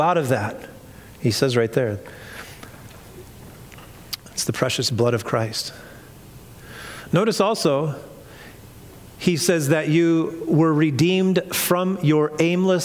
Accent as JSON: {"language": "English", "region": "Iowa", "country": "United States", "also_born_or_lived": "Orange County, California", "moved": "as an adult", "said": "I was from Iowa"}